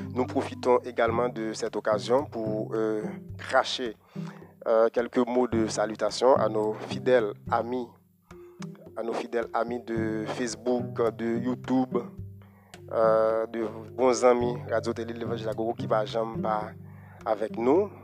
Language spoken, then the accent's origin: French; Haiti; chez nous en Haïti